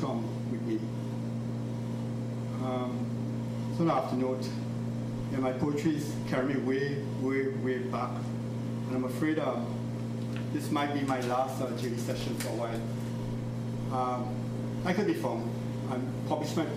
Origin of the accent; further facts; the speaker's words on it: Trinidad & Tobago; moved away; First generation Chinese growing up in the West Indies